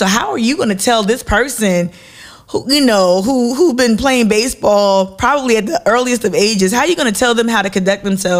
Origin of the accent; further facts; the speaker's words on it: New Jersey, United States; being someone born and raised in the New York metro area, born and raised in Jersey